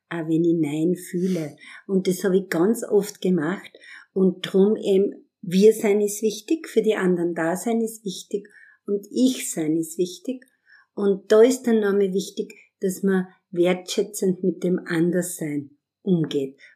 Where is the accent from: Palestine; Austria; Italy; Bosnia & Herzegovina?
Austria; now in Vienna, Austria; ich bin am Land aufgewachsen in der Semmering-Region